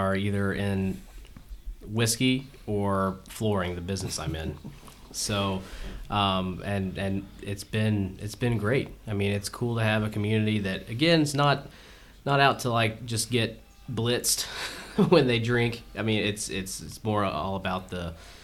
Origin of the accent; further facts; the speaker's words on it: Georgia, United States; growing up in Georgia